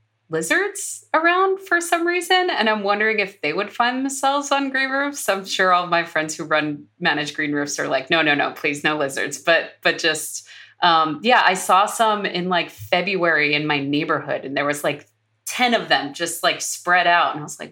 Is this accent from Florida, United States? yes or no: yes; Florida, United States; Because I grew up partially in Florida and I would just remember the lizards climbing on the walls